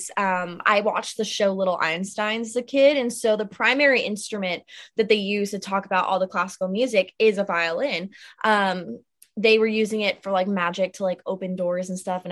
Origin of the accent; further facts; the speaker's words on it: South Florida, United States; now in Nashville, United States; born and raised in South Florida, now living in Nashville